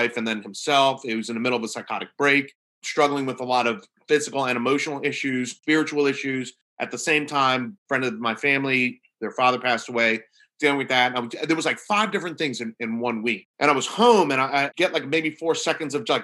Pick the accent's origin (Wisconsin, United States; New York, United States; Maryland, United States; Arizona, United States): New York, United States; now in Norfolk, Virginia, United States; I'm from New York, even though I work down in Virginia